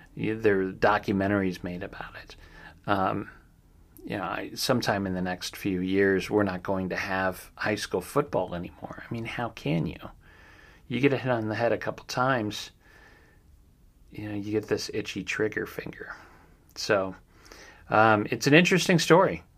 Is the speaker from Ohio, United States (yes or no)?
yes; Ohio, United States; accent: Ohio; there's my Ohio accent coming out.